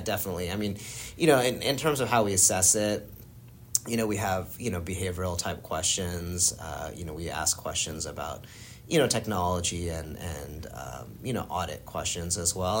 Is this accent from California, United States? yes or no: no; Florida, United States; moved away; also born or lived in New Jersey; pretty much grew up in Florida